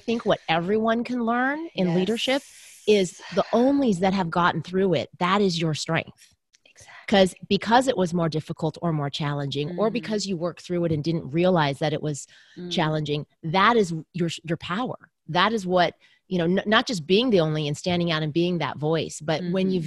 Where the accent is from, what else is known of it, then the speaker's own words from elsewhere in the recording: Southern California, United States; I was raised in the US. I was born in the US. So I'm Chinese American, but my parents immigrated from Taiwan. But I grew up in Southern California.